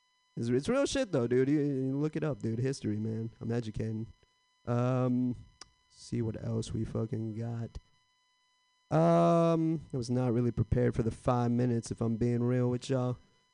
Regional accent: India; now in United States; I'm Indian, if you couldn't tell, and I like being Indian, but I feel like I missed the prime time to be Indian in America.

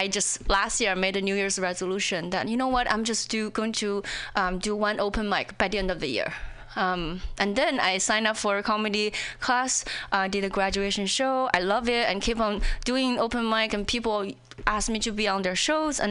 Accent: China; English is a second language; moved away as an adult; also born or lived in Indiana, United States; now in Seattle, United States; I'm an outsider, you know, whether when I was in China or when I in here

